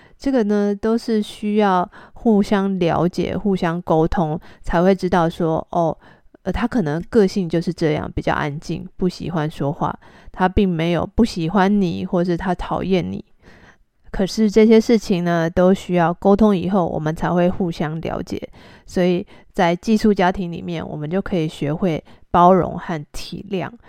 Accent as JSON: {"language": "Chinese", "country": "Taiwan", "said": "我是台湾人"}